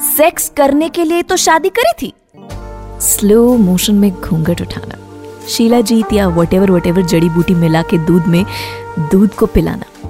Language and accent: Hindi; India; हम लोग जहाँ से हैं जिस पार्ट ऑफ द वर्ल्ड से हम लोग हैं हम हिंदुस्तानी लोगों को